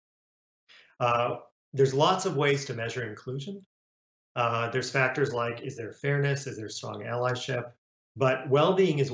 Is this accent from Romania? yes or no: yes; Romania; now in United States; I was born in Romania and came to the US as a refugee